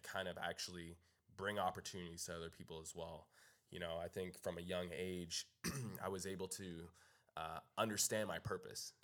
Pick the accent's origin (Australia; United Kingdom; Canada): Canada; moved away as an adult; now in Los Angeles, United States; I'm from Canada